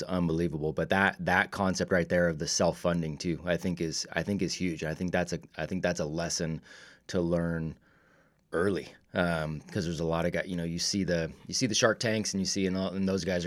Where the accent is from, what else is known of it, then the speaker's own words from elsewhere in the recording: Vacaville, California, United States; I grew up in Vacaville. So I mean, I'm California native too